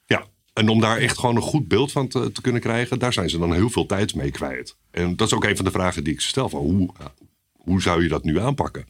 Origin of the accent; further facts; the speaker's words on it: Haarlem, North Holland, Netherlands; also born or lived in Maastricht; Opgegroeid in Haarlem. Mooie stad